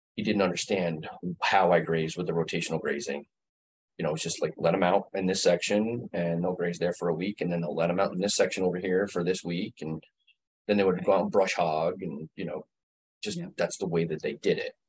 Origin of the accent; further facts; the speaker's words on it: Greene County, New York, United States; I grew up in Greene County.